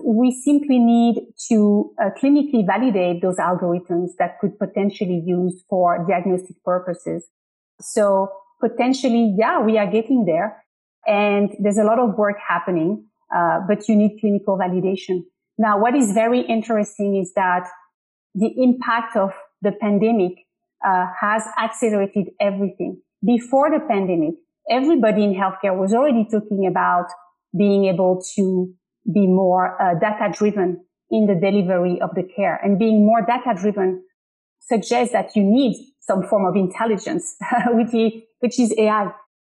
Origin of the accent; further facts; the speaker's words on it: Paris, Île-de-France, France; English is a second language; now in United States; I'm from Paris in France.